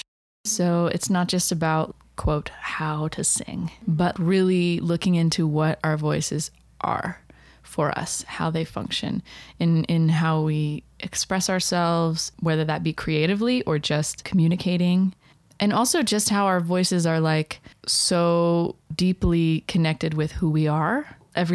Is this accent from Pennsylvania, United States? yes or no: no; Blue Ridge Mountains of Virginia, United States; I grew up in the Blue Ridge Mountains of Virginia